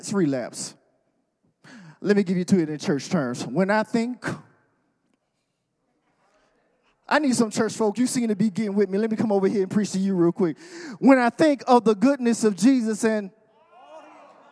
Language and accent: English; the South, United States; I'm from the South.